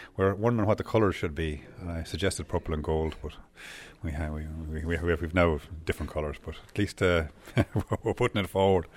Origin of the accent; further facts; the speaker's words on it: Oulart, Leinster, Ireland; I'm from Howard.